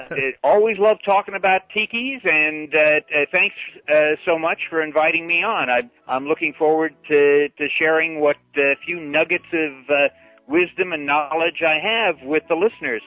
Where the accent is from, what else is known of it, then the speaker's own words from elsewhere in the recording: Glendale, California, United States; moved away as an adult; also born or lived in Orlando, Florida; I grew up in Glendale, California, which is adjacent to Burbank, California, where the Disney studios are.